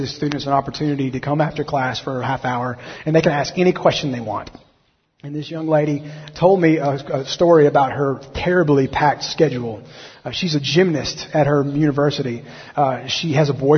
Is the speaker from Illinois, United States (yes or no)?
no; Alabama, United States; I'm from Alabama